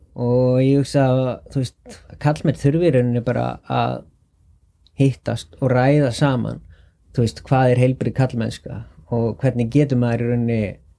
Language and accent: Icelandic; Álftanes, Capital Region, Iceland; Ég er uppalinn á Altanesi